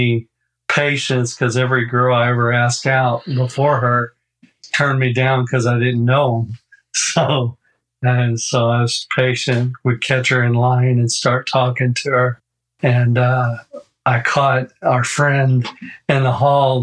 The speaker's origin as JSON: {"language": "English", "region": "Oklahoma", "country": "United States", "tie": "born or raised there", "also_born_or_lived": "Japan", "said": "I was born in Japan, but I grew up in Oklahoma"}